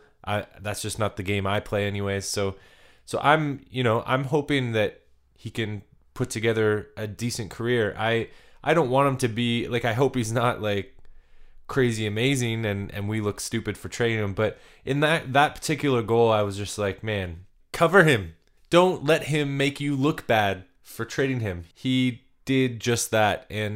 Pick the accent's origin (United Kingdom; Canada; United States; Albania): Canada; I'm a Canadian boy that, you know, I've ventured into the States, but I haven't made it to the Mile High City